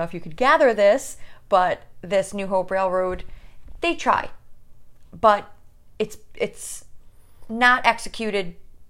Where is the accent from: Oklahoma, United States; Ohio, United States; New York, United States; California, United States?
New York, United States; You know, this, we're from New